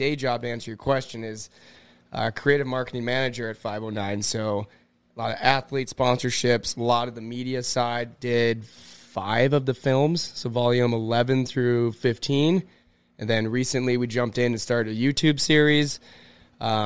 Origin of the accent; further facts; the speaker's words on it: Cloquet, Minnesota, United States; moved away; I'm from Cloquet, Minnesota